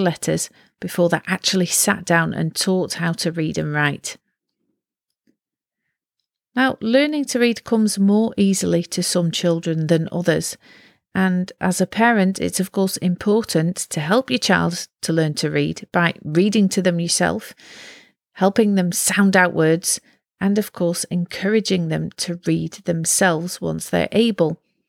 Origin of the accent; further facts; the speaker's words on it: Utrecht, Netherlands; Utrecht University, it's my hometown, here in the Netherlands.